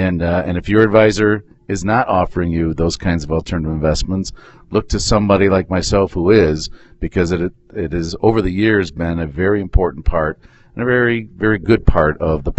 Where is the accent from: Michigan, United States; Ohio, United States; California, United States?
Michigan, United States; So we're from Michigan, and we enjoy